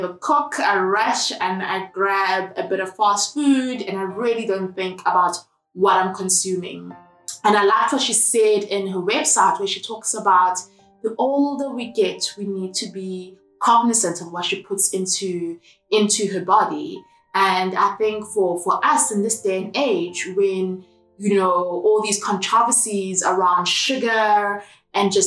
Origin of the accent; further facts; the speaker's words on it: Durban, KwaZulu-Natal, South Africa; moved away; I'm in my hometown of Durban